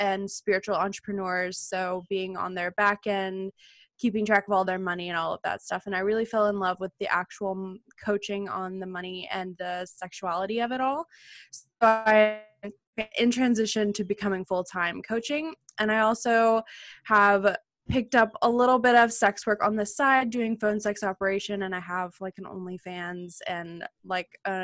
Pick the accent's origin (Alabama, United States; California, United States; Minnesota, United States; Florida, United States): Alabama, United States; I grew up in Alabama